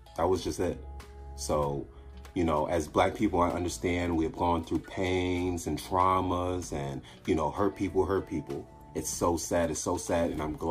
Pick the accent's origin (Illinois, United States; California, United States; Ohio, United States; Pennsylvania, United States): Illinois, United States; Chicago; me growing up in Chicago